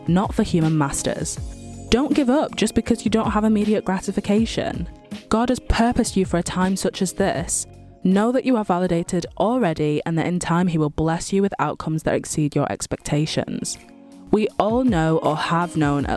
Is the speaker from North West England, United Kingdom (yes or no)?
yes; Manchester, North West England, United Kingdom; born and raised in Manchester, UK